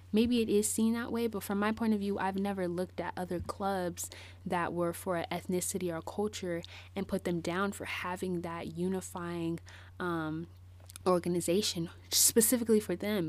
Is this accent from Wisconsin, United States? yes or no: no; Bay Area, California, United States; moved away; I moved away from the Bay Area, um, in two thousand twelve